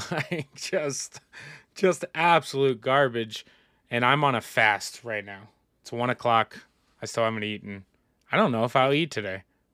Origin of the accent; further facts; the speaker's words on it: Indiana, United States; I'm from Indiana. It doesn't look like much.